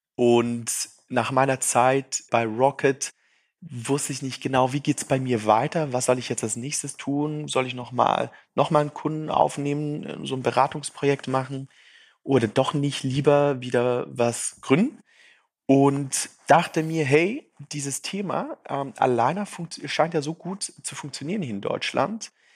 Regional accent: Zurich, Switzerland; accent: Zürichdeutsch; also born or lived in Brazil / St. Gallen; Ich bin gebürtige Brasilianer, in der Schweiz aufgewachsen und baue seither Startups.

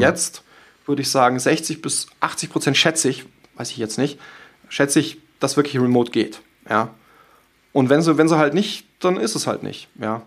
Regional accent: Munich, Bavaria, Germany; Ich komme ja aus München

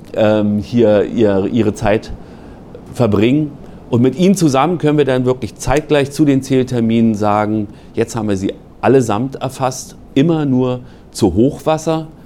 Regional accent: Berlin, Germany; moved away as an adult; now in Schleswig-Holstein, Germany; ich komme ursprünglich aus Berlin, in Berlin der DBV, Deutscher Bund für Vogelschutz, heute NABU. Da gab es eine ganz vernünftige Jugendgruppe

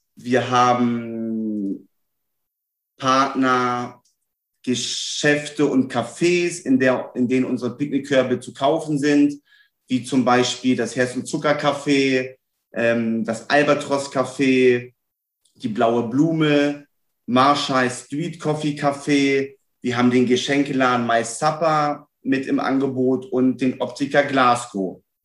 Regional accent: Celle, Lower Saxony, Germany; moved away as an adult; now in Hamburg, Germany; Ich äh, lebe seit elf Jahren in Hamburg, komme gebürtig aus Niedersachsen, Raum Celle

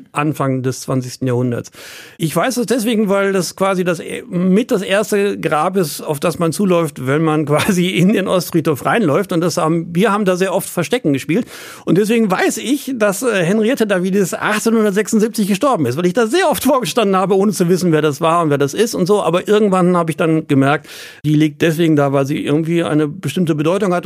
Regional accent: Dortmund, North Rhine-Westphalia, Germany; ich bin mitten in der Stadt groß geworden

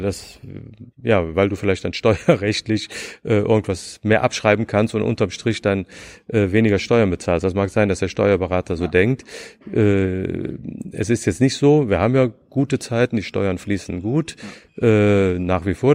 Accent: Rhineland, Germany; moved away as an adult; also born or lived in Nuremberg / Bonn; now in Berlin, Germany; Ich bin Rheinländer

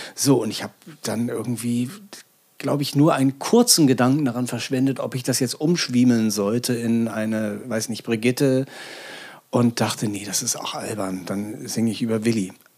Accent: Hamburg, Germany; moved away as an adult; now in Berlin, Germany; es war für mich als Hamburger nicht so vorgesehen und geplant, dass ich jemals die Stadt in meinem Leben verlassen würde

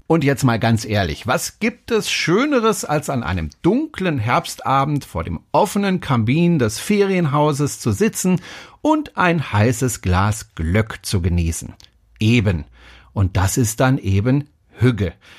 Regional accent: Germany; bei uns in Deutschland

